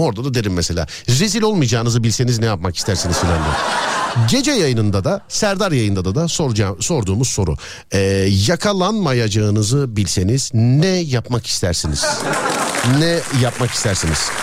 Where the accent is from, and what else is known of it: Istanbul, Turkey